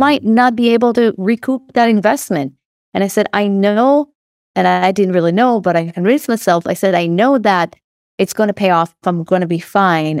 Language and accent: English; Israel; accent: Israeli; moved away as an adult; now in California, United States; I don't know if you can hear from my accent, but I'm Israeli